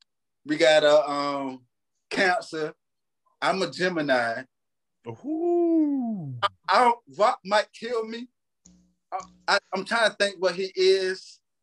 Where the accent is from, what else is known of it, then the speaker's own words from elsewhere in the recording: Elizabeth City, North Carolina, United States; I'm from North Carolina. Look, like Elizabeth City, you know.